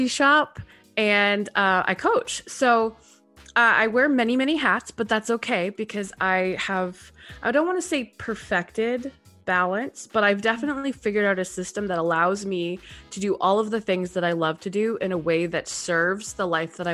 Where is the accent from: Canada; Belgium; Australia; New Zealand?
Canada; moved away as an adult; also born or lived in Texas, United States; I am a Canadian living just outside of Toronto, Canada. I spent 10 years in Texas, moved home during the pandemic